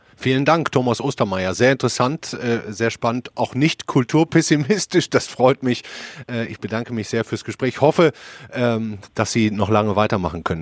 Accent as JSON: {"language": "German", "area": "Ruhr area", "region": "North Rhine-Westphalia", "country": "Germany", "said": "als Ruhrpottler"}